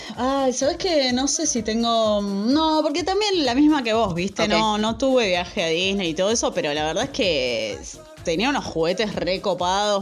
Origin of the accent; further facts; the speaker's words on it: Zona Sur, Buenos Aires, Argentina; nosotros zona